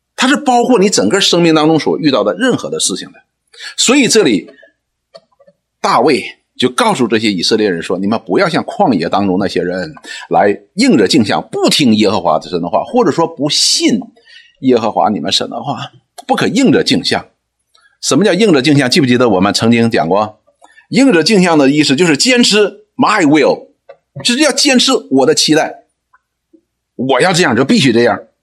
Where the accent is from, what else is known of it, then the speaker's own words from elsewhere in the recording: China; 我们中国人讲说什么，逢庙就拜